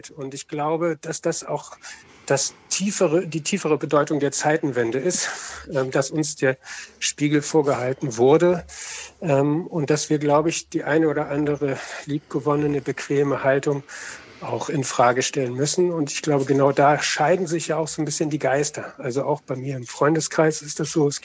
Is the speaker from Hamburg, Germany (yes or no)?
yes; Hamburg, Germany; Ich freue mich sehr, äh, dass eben gerade ein Lied von … vor, vor meinem Telefonat gelaufen ist, denn ich komme eigentlich aus Hamburg